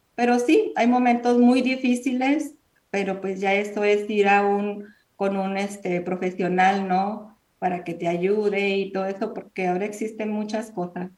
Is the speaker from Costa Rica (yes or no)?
no; Mexico; now in United States; Nosotros somos mexicanas.